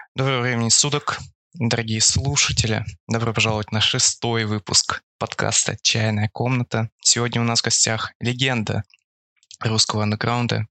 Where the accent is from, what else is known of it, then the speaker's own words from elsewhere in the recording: Far East, Russia; я с Дальнего Востока